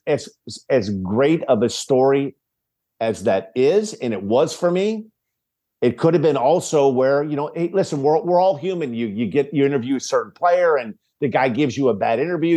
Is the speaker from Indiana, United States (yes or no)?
yes; Gary, Indiana, United States; also born or lived in Crown Point, Indiana; Gary is where I grew up in Gary till I was sixteen